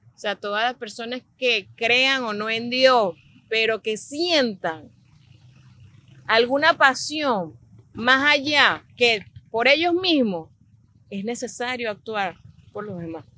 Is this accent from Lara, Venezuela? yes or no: yes; Barquisimeto, Lara, Venezuela; moved away as an adult; also born or lived in San Fernando de Apure, Venezuela / England; now in Miami, United States; yo soy venezolana. Nací en San Fernando de Apure, me crié en Barquisimeto, Estado Lara